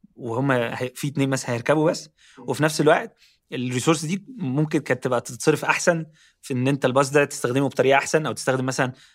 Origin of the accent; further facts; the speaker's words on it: Ismailia, Ismailia Governorate, Egypt; moved away; also born or lived in Cairo; انا اصلا مش من القاهره يعني انا اصلا من من محافظه جنب القاهره اسمها اسماعيليه